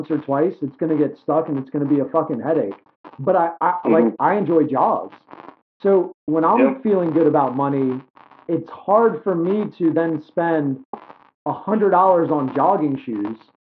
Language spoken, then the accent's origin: English; New York City, New York, United States; now in Delaware, United States; I grew up in New York City